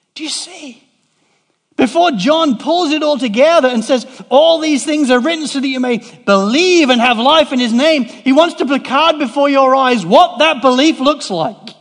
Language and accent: English; England, United Kingdom; moved away as an adult; also born or lived in Cardiff, Wales; I moved from England to Wales to study civil engineering